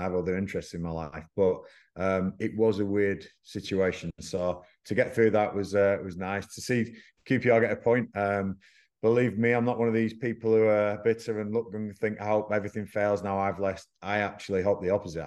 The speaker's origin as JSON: {"language": "English", "town": "Blackburn", "region": "North West England", "country": "United Kingdom", "tie": "born or raised there", "moved": "yes", "said": "Blackburn Rovers, which is my hometown."}